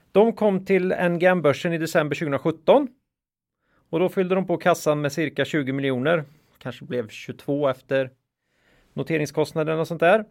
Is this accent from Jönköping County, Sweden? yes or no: no; Östergötland, Sweden; accent: östgötska; östgötskan var ett problem här